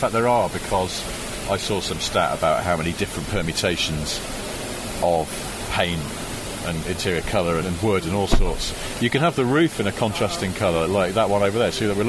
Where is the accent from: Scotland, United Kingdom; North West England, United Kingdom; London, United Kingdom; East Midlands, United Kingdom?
North West England, United Kingdom; Cheshire; I'm from Cheshire.